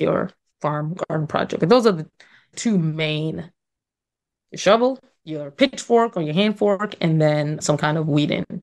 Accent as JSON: {"language": "English", "region": "New York", "country": "United States", "tie": "born or raised there", "also_born_or_lived": "Trinidad", "said": "born and raised in New York"}